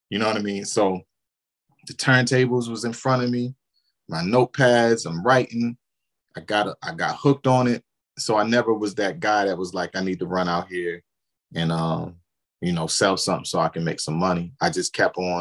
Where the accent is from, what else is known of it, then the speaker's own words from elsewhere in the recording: Baltimore, Maryland, United States; now in Atlanta, United States; growing up in Baltimore